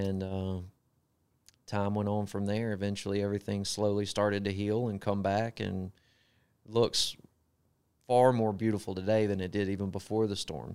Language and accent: English; Gulfport, Mississippi, United States; accent: Southern; moved away as an adult; now in Greenville, United States; I grew up in Gulfport, Mississippi. Spent the majority of my life there